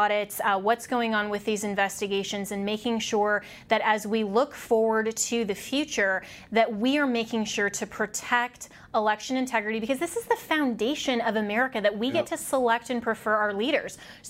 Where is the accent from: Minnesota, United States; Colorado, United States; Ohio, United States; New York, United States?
Colorado, United States; I'm from Colorado